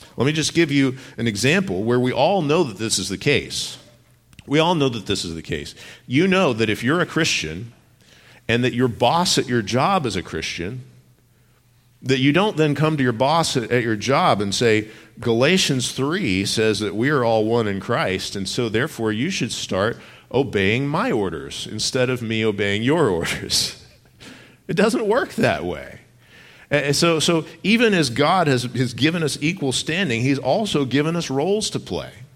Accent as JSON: {"language": "English", "region": "Texas", "country": "United States", "tie": "born or raised there", "moved": "yes", "said": "I grew up in Texas"}